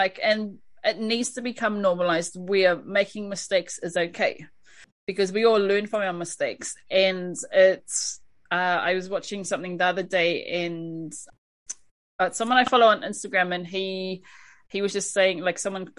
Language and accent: English; Australia; Being in the Gold Coast and being an Aussie, what is there available to our Māori people over there to sort of go on their journey?